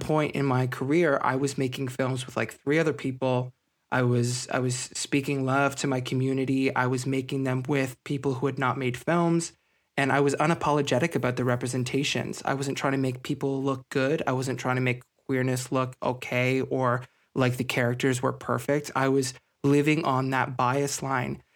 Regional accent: Scarborough and Ajax, suburbs of Toronto, Ontario, Canada; I grew up in a, a suburb of Toronto. I was, I was in Scarborough and Ajax

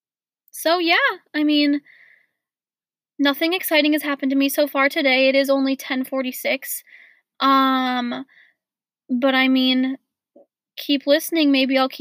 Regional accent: Portland, United States; moved away; I was born in Portland, right? And I've got all these best friends that I've had since I was like 5 years old.

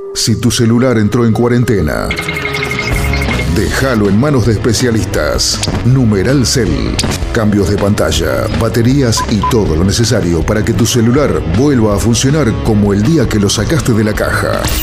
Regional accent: Buenos Aires Province, Argentina; nosotros que somos bonaerenses estamos acostumbrados a la humedad

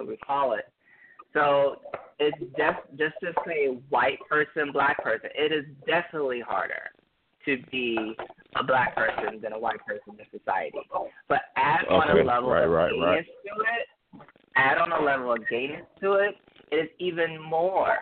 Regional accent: Detroit, Michigan, United States; growing up in Detroit

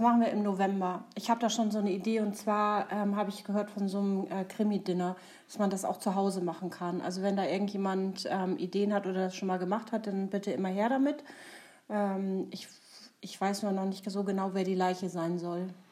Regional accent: Kellinghusen, Schleswig-Holstein, Germany; now in near Hamburg, Germany; ich komme aus Kellinghusen. Ich lebe jetzt in äh, der Nähe von Hamburg

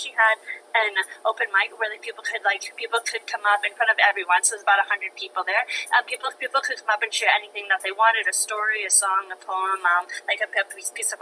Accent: London, Ontario, Canada; moved away as an adult; now in Ottawa, Canada; growing up, I had a stutter. I'm from London, Ontario. But I'm currently living in Ottawa, Ontario

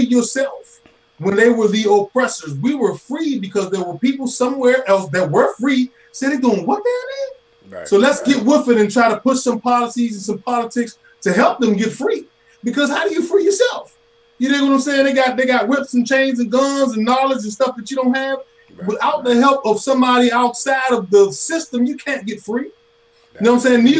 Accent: United States; I am a black man, but I'm an American.

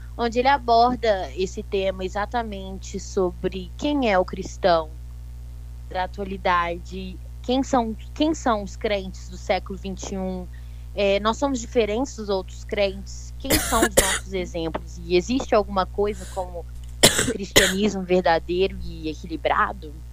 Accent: Belo Horizonte, Minas Gerais, Brazil; Eu sou de BH, Belo Horizonte.

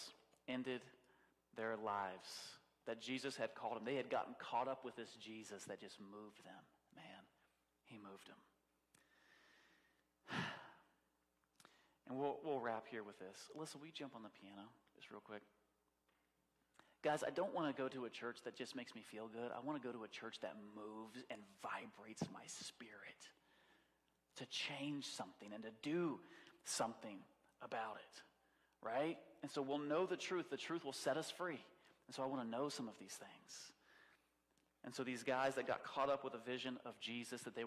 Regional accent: United States; I'm American

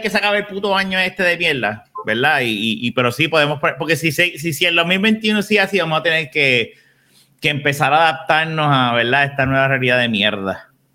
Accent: Carolina, Puerto Rico; nosotros somos de Carolina

